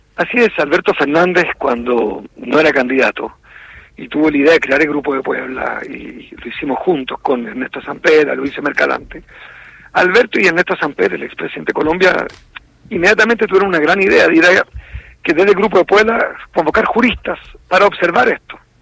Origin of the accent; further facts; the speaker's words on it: Chile; Me cuesta estar en mi país